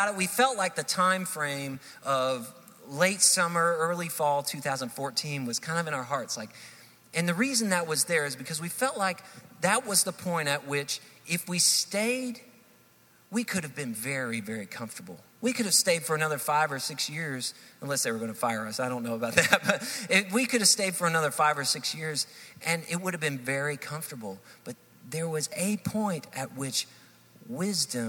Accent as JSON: {"language": "English", "town": "Hendersonville", "country": "United States", "tie": "born or raised there", "also_born_or_lived": "Texas", "moved": "as an adult", "said": "We grew up here in Hendersonville, and we decided to move from Texas, where we had served for about 12 years in ministry there, and we decided to move back to Hendersonville"}